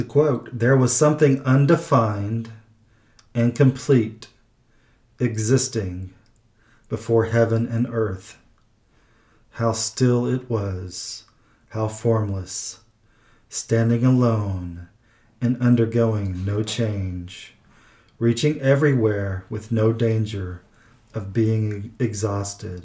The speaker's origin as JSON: {"language": "English", "region": "Midwest", "country": "United States", "also_born_or_lived": "Oklahoma / Missouri", "said": "I am from the Midwest, so Midwest in Oklahoma and other places, Missouri as well"}